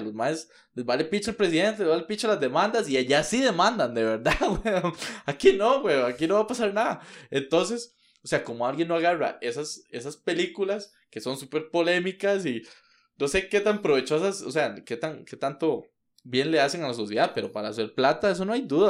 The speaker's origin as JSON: {"language": "Spanish", "country": "Costa Rica"}